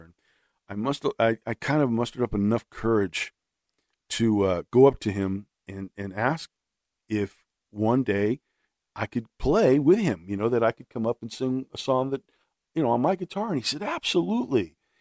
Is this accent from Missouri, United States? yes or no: no; Los Angeles, California, United States; I'm born and raised in Los Angeles, and that's where, uh, I grew up